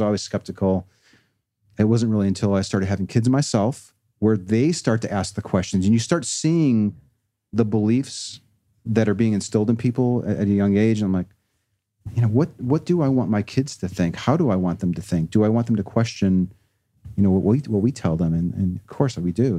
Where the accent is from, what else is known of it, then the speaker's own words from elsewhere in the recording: Chicago, Illinois, United States; I was raised here in Chicago